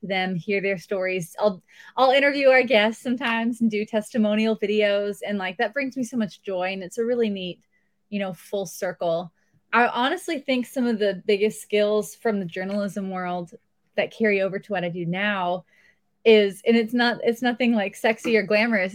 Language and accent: English; outside Los Angeles, Southern California, United States; moved away as an adult; also born or lived in San Diego, California; now in Tennessee, United States; I grew up about thirty-five minutes outside of L